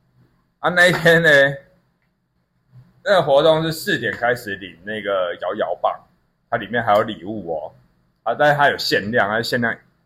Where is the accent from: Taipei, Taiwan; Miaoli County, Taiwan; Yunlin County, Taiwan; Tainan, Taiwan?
Taipei, Taiwan; 我们台北人靠北，我在台北就讲说变色糖了啊。